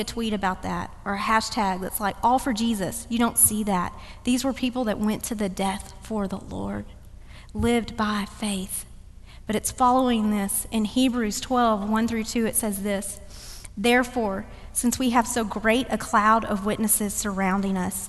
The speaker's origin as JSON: {"language": "English", "town": "Dallas", "region": "Texas", "country": "United States", "tie": "born or raised there", "moved": "yes", "lives_now": "Cary, United States", "said": "run in Dallas, always run in my hometown"}